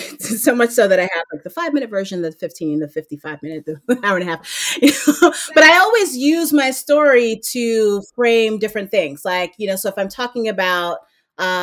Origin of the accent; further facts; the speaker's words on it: New York City, New York, United States; moved away as an adult; also born or lived in Maryland / New Jersey; I grew up in Brooklyn, I was in an Italian neighborhood that I grew up